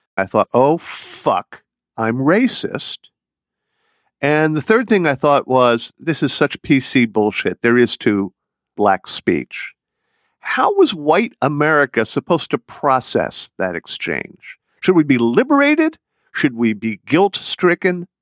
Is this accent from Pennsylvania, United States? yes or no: yes; Philadelphia, Pennsylvania, United States; accent: Philadelphia; which I still have traces of, having also grown up in the Philadelphia area